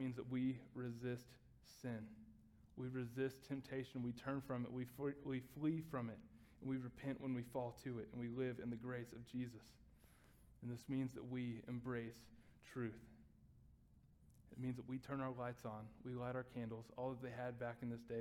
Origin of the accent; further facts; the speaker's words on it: Texas, United States; I grew up in Texas